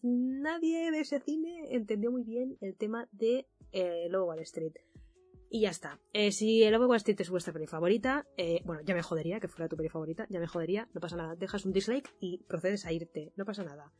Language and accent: Spanish; Mallorca, Balearic Islands, Spain; moved away as an adult; also born or lived in Valencia; Yo soy de Mallorca